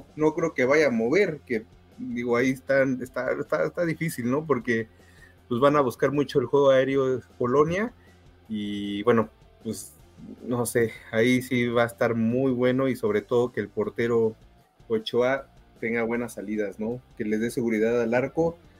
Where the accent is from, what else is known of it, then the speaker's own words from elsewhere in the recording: Mexico; como mexicano